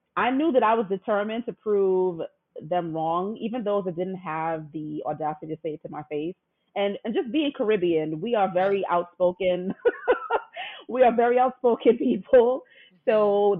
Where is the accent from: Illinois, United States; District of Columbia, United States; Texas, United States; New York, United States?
New York, United States; back then in New York, I'm from New York